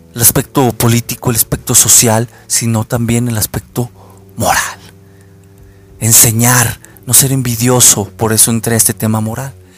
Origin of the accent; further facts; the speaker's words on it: Mexico; los que somos de México